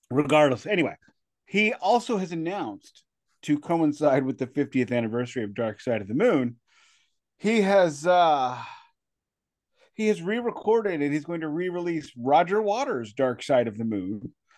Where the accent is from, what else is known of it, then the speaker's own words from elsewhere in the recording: St. Louis, Missouri, United States; I'm from South City, St. Louis